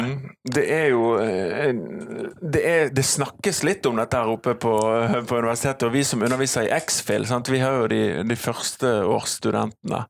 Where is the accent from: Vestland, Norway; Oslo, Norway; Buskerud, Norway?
Vestland, Norway; Bergen; also born or lived in Canada; jeg kommer fra Halvt fra Fana og halvt fra Canada. Min, min, mor er kanadisk